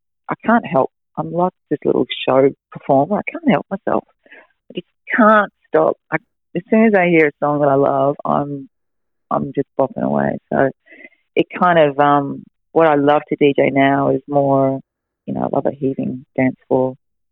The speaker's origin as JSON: {"language": "English", "town": "Melbourne", "region": "Victoria", "country": "Australia", "tie": "born or raised there", "moved": "yes", "lives_now": "Noosa, Australia", "said": "I grew up in Melbourne"}